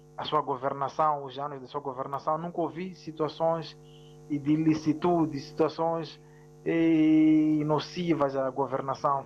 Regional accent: Mozambique; em relação ao meu país, Moçambique

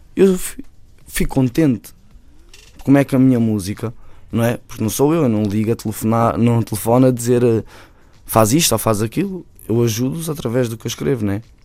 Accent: Bairro da Madorna, Lisbon, Portugal; o meu bairro depois também é ali ao lado, né? Uhum. que é o, o bairro da Madorna

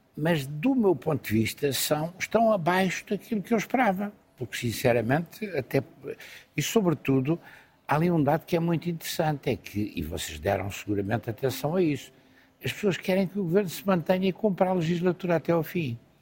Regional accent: Lisbon, Portugal; Eu sou lisboeta apaixonado

